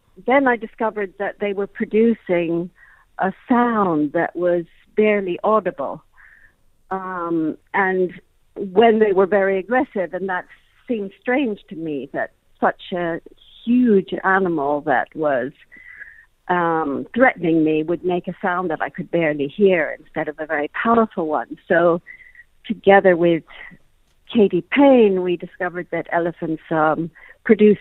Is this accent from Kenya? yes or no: yes; Kenya; also born or lived in Malawi; I grew up in Kenya, and actually spent some years in Malawi as a child.